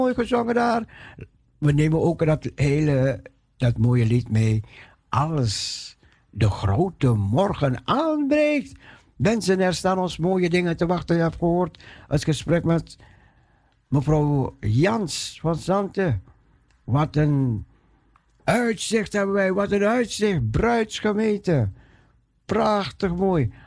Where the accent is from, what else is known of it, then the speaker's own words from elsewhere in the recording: Netherlands; ons als Nederlanders